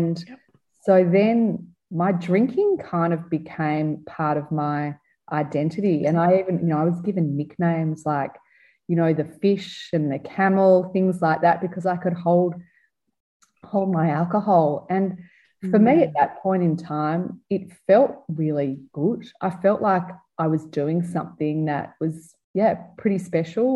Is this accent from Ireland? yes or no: no; Melbourne, Victoria, Australia; I was a teenager growing up in Melbourne in the 1980s